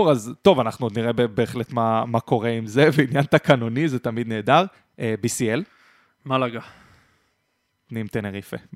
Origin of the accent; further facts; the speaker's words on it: Israel; אבל אני ישראלי.